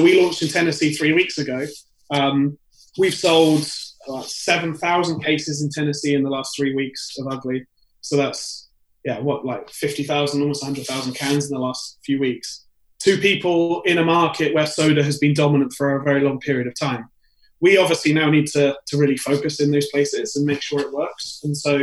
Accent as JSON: {"language": "English", "country": "United Kingdom", "moved": "as an adult", "lives_now": "New York, United States", "said": "being British myself"}